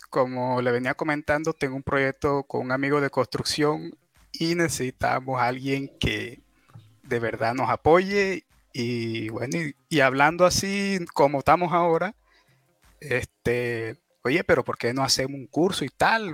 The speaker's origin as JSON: {"language": "Spanish", "region": "La Guajira", "country": "Colombia", "said": "De la, la Guajira se llama"}